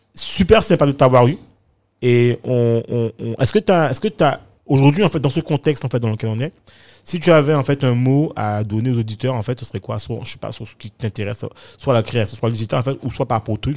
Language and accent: French; Guadeloupe; moved away; also born or lived in London, United Kingdom / Bedford, United Kingdom / Paris, France; quand je suis parti de, de la Guadeloupe, enfin des Antilles, hein, enfin de la Caraïbe